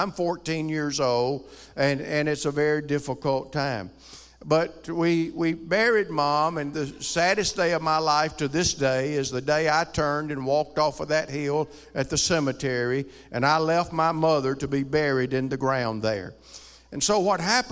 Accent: rural Alabama, United States; moved away; also born or lived in Ohio; I grew up in rural Alabama.

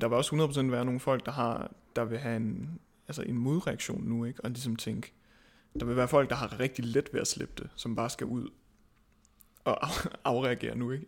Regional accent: Svendborg, Southern Denmark, Denmark; moved away; jeg kommer fra Svendborg oprindeligt

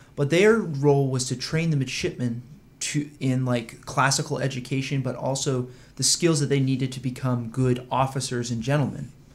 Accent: Saco, Maine, United States; also born or lived in Washington, D.C. area; I was born down in the D C area, And then, um, when he retired two years later, we moved up to Maine

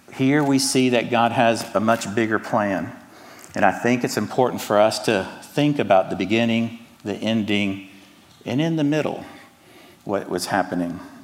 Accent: Atlanta, Georgia, United States; accent: Southern; also born or lived in Cuba; now in Charlotte, United States; I was born in Cuba, but I was raised in Atlanta. So I'm a Hispanic American with a Southern accent

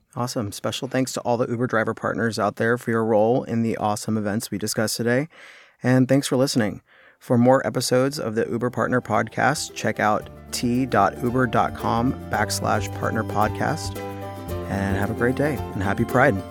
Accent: New York City, New York, United States; growing up with a pride in Manhattan

